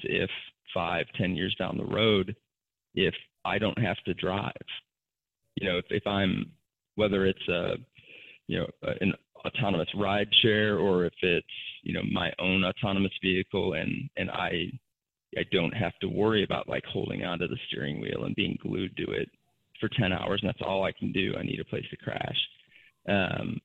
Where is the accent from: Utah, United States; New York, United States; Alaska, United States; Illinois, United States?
Illinois, United States; Chicago; now in Chattanooga, United States; I'm in Chattanooga, Tennessee right now, and I grew up in Chicago